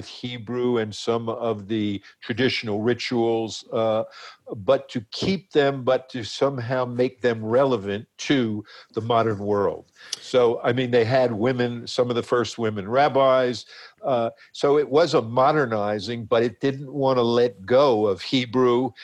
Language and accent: English; Elizabeth, New Jersey, United States; also born or lived in Manhattan, New York; I grew up in Elizabeth, New Jersey. I was born in Manhattan, but I grew up in a working class Italian-American neighborhood.